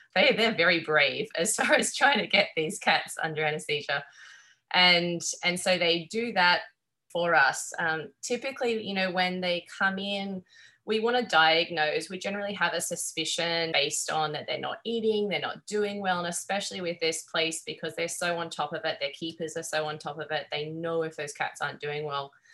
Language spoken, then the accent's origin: English; Australia; accent: Australian; moved away as an adult; now in Corvallis, United States; growing up in Australia